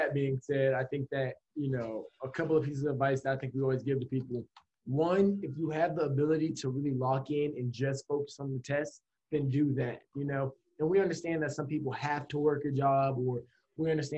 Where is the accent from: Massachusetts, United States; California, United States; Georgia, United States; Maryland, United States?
Georgia, United States; Atlanta; moved away as an adult; also born or lived in Miami; now in Boston, United States; I'm from Atlanta, Georgia.